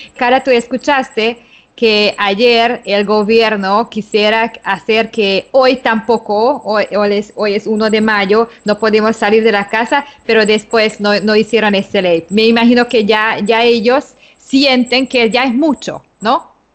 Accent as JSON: {"language": "Spanish", "country": "Hungary", "moved": "as an adult", "lives_now": "Panama City, Panama", "said": "de origen húngaro, radicada en Panamá desde hace 10 años"}